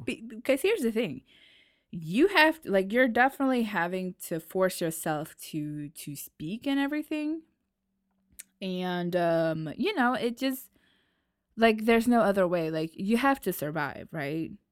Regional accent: New York, United States; accent: New York; also born or lived in Nashville, Tennessee; now in France; I was born and lived in New York, and then I had to move to Tennessee

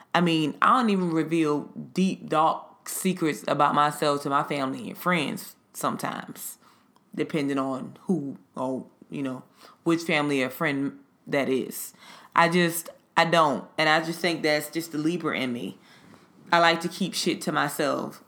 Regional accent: the South, United States; I'm a Southerner. And we were raised to greet people when you walk into a room

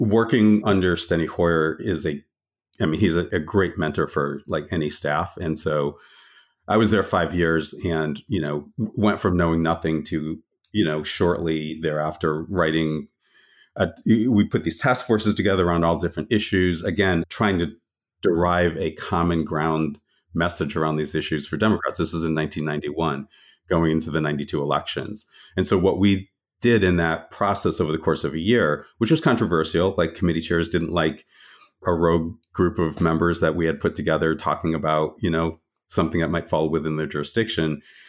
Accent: Connecticut, United States; I grew up in Connecticut and went to Central Connecticut State University, studied political science, and at some point decided I needed to get to DC

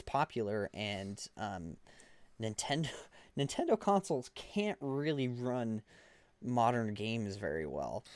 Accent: Montana, United States; we're from Montana

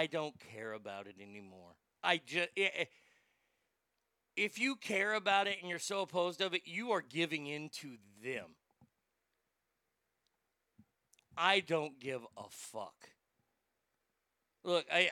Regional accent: Garland, Texas, United States; also born or lived in Rockwall, Texas; my hometown of Garland is one town away.

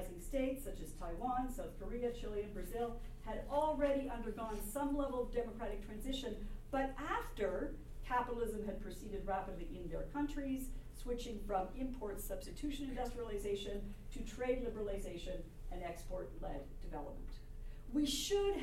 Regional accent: Canada; I'm a Canadian

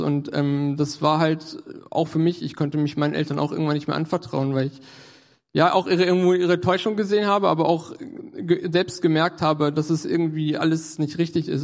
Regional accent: Göttingen, Lower Saxony, Germany; moved away as an adult; now in Hannover, Germany; war ich in Göttingen, da komme ich auch äh, her aus der Ecke.

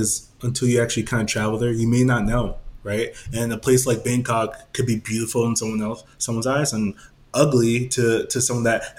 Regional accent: New York City, New York, United States; So even though I was born in New York and we were born in Brooklyn, we were, you know, we came from the streets

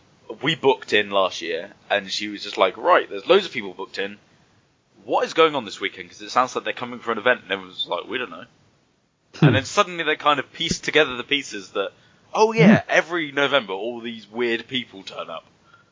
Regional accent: England, United Kingdom; they fucked up our order because we're English and we have no idea what's going on.

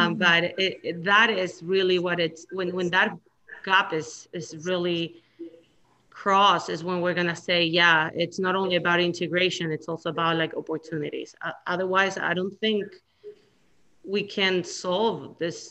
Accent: Chile; now in United States; I come from Chile, and it's a third world country.

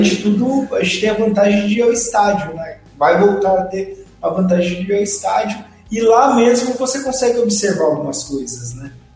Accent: interior of São Paulo, Brazil; eu sou do interior de São Paulo

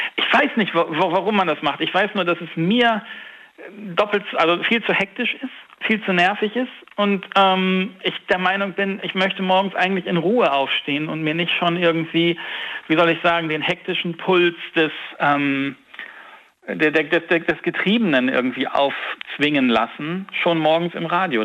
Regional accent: Hamburg, Germany; moved away as an adult; now in Siegburg, Germany; ich bin ja Hamburger, gebürtig und habe das meiste Leben da verbracht.

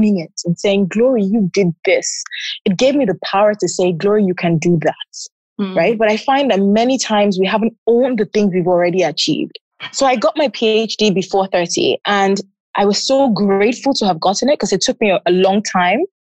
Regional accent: Lagos, Nigeria; I'm from Lagos, Nigeria.

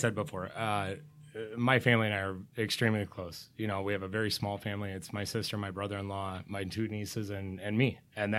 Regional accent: Rantoul, Illinois, United States; also born or lived in Broadlands, Illinois; I was actually born in a small town in central Illinois.

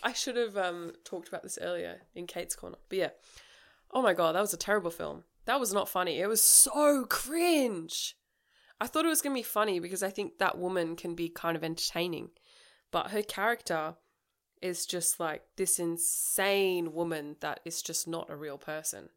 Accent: Australia; we're Australian

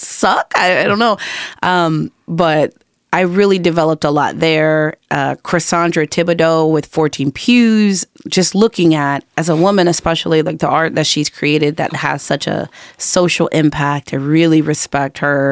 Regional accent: La Puente, California, United States; moved away as an adult; also born or lived in Los Angeles / Long Beach / Tarzana; now in Houston, United States; La Puente is where I was born, it's where I was raised.

